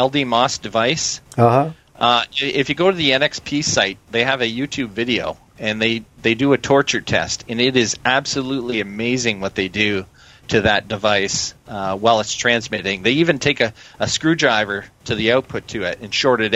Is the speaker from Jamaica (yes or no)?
no; Canada; as a Canadian